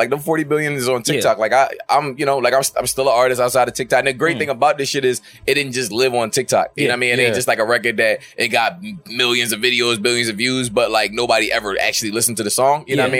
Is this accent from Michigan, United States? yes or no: no; Philadelphia, Pennsylvania, United States; I'm a nigga from Philly.